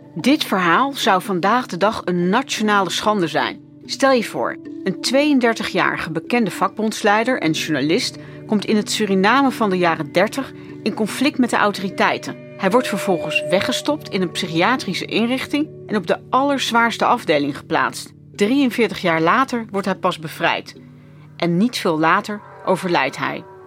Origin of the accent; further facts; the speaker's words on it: Netherlands; Ik ben ook nog eens een keer opgegroeid in Nederland